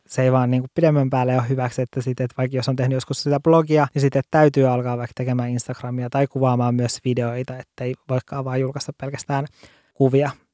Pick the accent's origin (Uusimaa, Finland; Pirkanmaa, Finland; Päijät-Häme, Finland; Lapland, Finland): Lapland, Finland; olen kotoisin Lapista